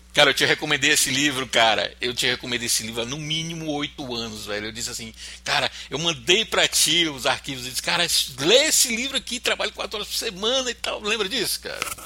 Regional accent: Fortaleza, Ceará, Brazil; Eu sou de Fortaleza

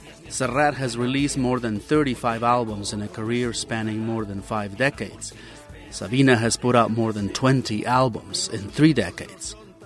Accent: Xalapa, Veracruz, Mexico; moved away; my hometown of Jalapa, Veracruz.

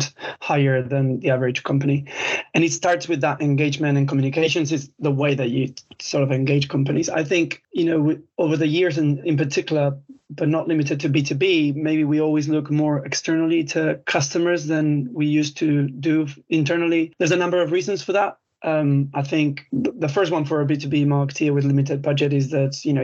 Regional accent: Spain; English is a second language; moved away as an adult; now in United Kingdom; I'm Spanish, but I've been in the UK now 17 years

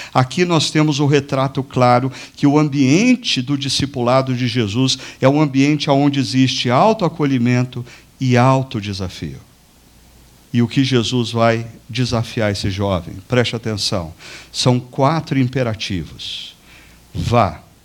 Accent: Brazil

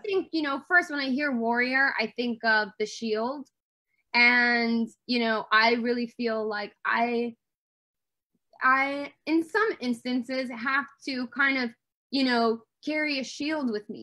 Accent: Detroit, Michigan, United States; I grew up in Motown

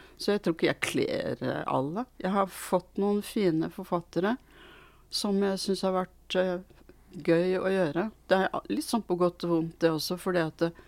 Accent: Norway; also born or lived in Sweden; født i Sverige og kom hit som åtteåring

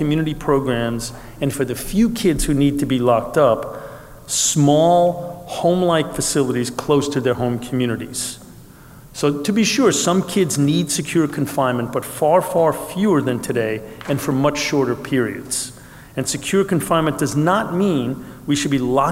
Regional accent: New York City, New York, United States; I grew up in New York City

